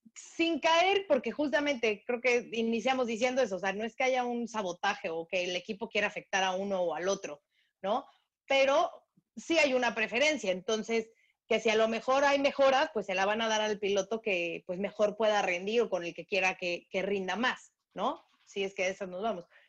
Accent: Mexico; a mí como mexicana

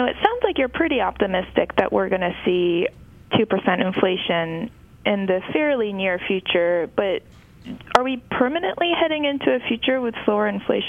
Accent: Japan; So, Carl, I grew up in Japan, which has been mired in chronic deflation for the better part of the last two decades.

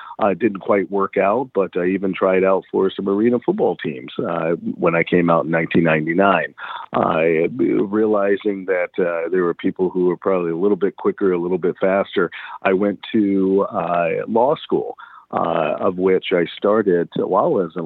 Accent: Galveston, Texas, United States; accent: Southern; moved away as an adult; also born or lived in Minnesota; you may hear some Southern accent or some Southern drawl in my dialect. That's because I come from Galveston Island

